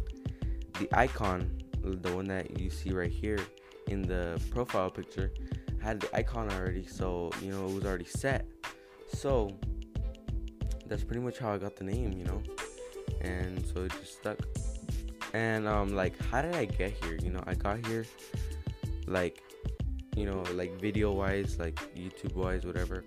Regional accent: San Diego, California, United States; now in Riverside, United States; I'm from San Diego

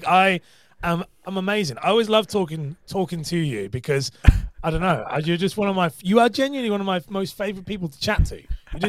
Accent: Cambridge, East of England, United Kingdom; also born or lived in London; That part of the country, I'm from Cambridge, which is close to London, really. And so I have that kind of, but I studied and worked as an actor and singer in London, which is Jason Statham's territory. So that would definitely be why I sound like it.

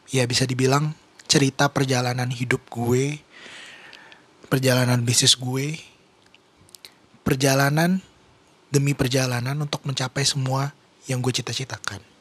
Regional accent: Bogor, West Java, Indonesia; born there; ya gue lahir di Bogor gue kelahiran tahun 1997

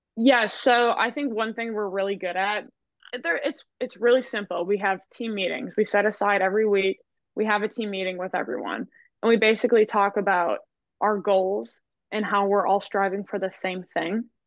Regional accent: Kimberly, Wisconsin, United States; moved away as an adult; now in Arkansas, United States; I grew up in Wisconsin. I went to Kimberly

